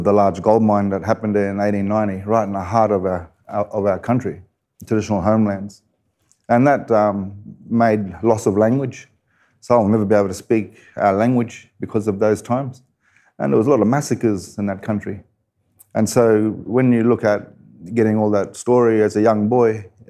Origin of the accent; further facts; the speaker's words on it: Kuranda, Queensland, Australia; Growing up in Coranda. Well, it's a rainforest town and Jabbergai country, belonging to the Jabbergai people. And such a wonderful place to grow up, you know.